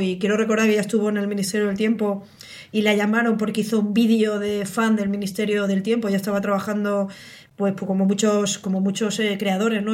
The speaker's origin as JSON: {"language": "Spanish", "country": "Spain", "said": "pues somos españoles"}